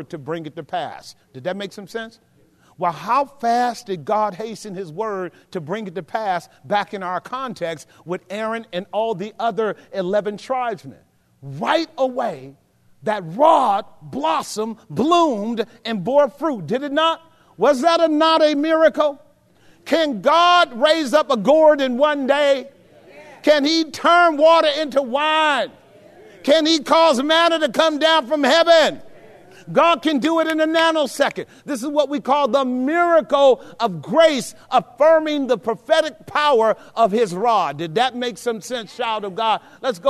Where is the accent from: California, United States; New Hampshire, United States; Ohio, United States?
California, United States; Oakland; also born or lived in Texas; growing up in West Oakland